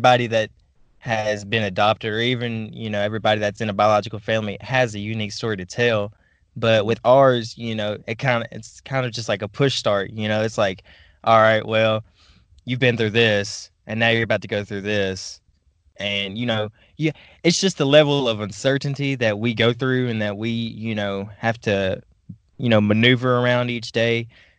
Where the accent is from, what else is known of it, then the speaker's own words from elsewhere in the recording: Ukraine; born there; So I have Russian blood, but I was born in Ukraine.